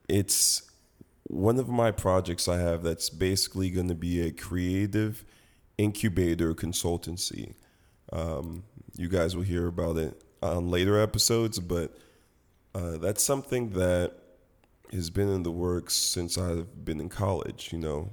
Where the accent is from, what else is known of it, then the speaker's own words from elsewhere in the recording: Nigeria; I'm Nigerian